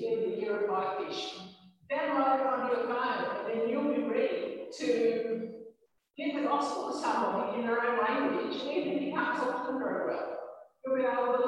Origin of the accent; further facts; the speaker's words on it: Ireland; I grew up in Ireland